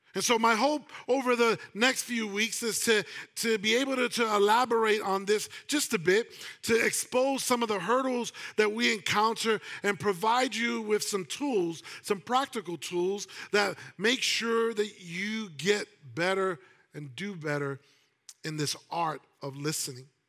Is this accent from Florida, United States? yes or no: no; New York, United States; I'm a New Yorker